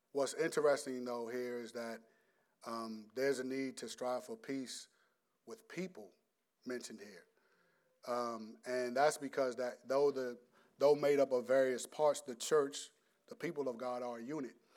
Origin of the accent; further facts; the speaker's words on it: United States; we're American